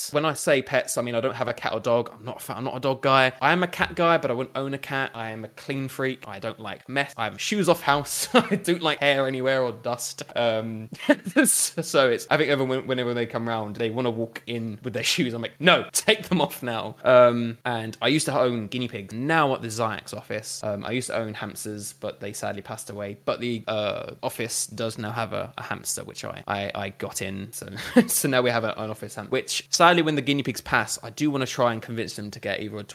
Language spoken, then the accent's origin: English; Essex, East of England, United Kingdom; moved away as an adult; now in Manchester, United Kingdom; I'm originally from Essex, and then I moved up to Manchester